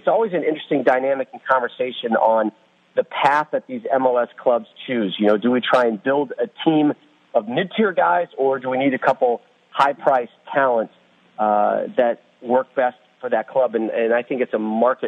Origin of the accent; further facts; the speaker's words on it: United States; I'm an American